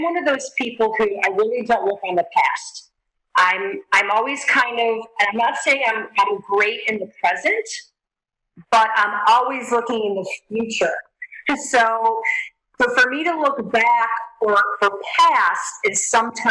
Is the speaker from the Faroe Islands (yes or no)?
no; Sarasota, Florida, United States; I was in beautiful Sarasota, Florida, my hometown